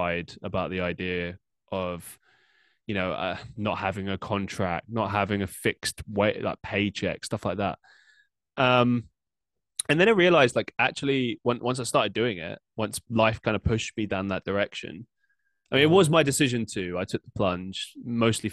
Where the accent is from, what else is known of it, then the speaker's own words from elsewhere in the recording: London, United Kingdom; moved away as an adult; also born or lived in Surrey; now in Manchester, United Kingdom; I grew up in London